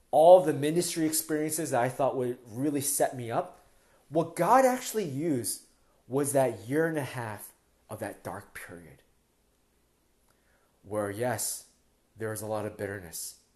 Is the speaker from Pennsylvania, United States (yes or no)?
yes; Philadelphia, Pennsylvania, United States; moved away as an adult; now in Toronto, Canada; when we first moved to Toronto, I mean, we're from Philadelphia, we moved maybe four or five years ago